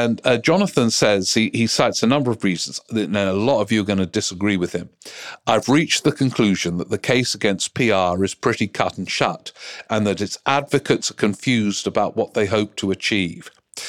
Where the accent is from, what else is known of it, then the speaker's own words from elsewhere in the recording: Austria; English is a second language; now in United Kingdom; I moved to Britain in 1996. So it's been a while and quite a few elections and political dramas. I'm from Austria, which doesn't allow dual citizenship.